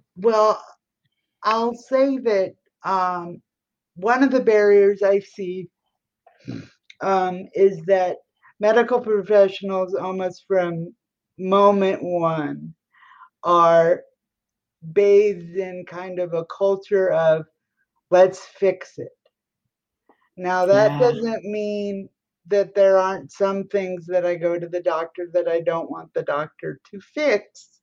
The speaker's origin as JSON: {"language": "English", "region": "Colorado", "country": "United States", "moved": "yes", "lives_now": "Washington, D.C., United States", "said": "I'm from Colorado and I live in Washington, D.C."}